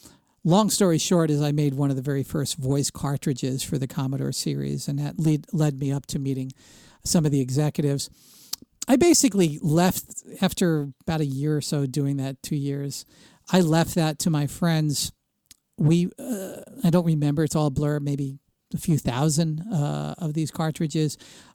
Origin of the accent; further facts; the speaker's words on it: Princeton, New Jersey, United States; But I grew up in the Princeton area of New Jersey during the heyday of the Bell Laboratories and the pre-divestiture AT&T.